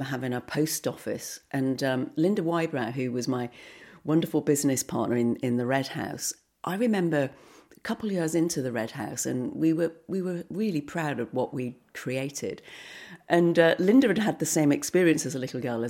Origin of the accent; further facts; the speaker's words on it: Barnstaple, South West England, United Kingdom; I was also brought up in Barnstable